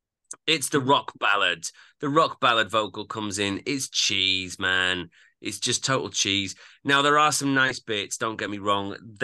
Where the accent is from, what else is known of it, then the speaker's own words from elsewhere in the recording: Yorkshire and the Humber, United Kingdom; I'm from Yorkshire, but I don't particularly sound that Yorkshire.